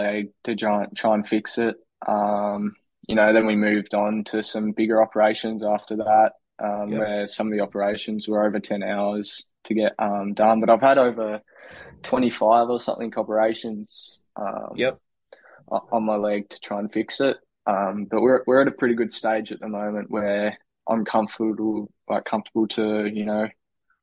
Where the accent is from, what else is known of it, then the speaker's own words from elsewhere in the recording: Burnie, Tasmania, Australia; also born or lived in Devonport; I grew up in Burnie till 13 years old, so 2017. Then I moved to Devonport. So, yeah, most of my childhood in Burnie.